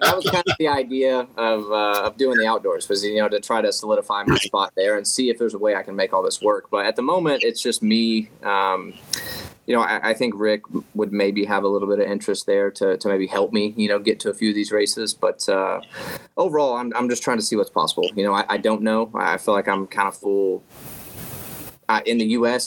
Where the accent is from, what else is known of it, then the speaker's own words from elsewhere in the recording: Oklahoma, United States; I'm from Oklahoma